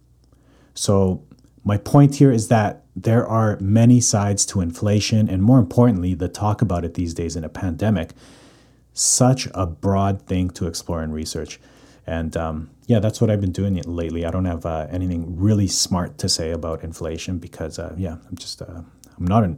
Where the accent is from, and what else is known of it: Calgary, Alberta, Canada; born or raised there; moved away as an adult; now in Vancouver, Canada